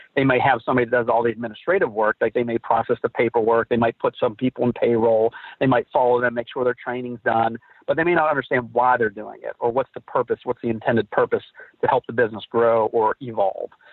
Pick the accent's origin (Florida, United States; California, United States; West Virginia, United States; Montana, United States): West Virginia, United States; Philadelphia; I was born and raised in West Virginia in a little town outside of Wheeling called Philadelphia, West Virginia